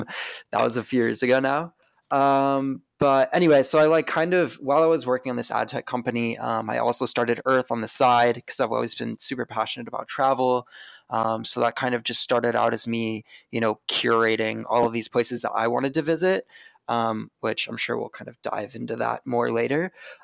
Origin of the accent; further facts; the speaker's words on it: Seattle, Washington, United States; also born or lived in Spokane; I grew up in Washington State, lived in Seattle growing up, and then moved to Spokane, Washington for high school.